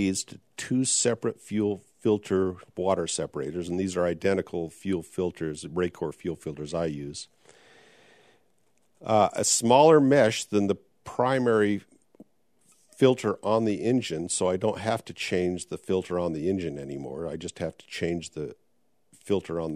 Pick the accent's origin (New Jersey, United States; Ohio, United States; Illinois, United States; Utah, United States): Utah, United States; Logan; my longtime friend I grew up with in Logan, Utah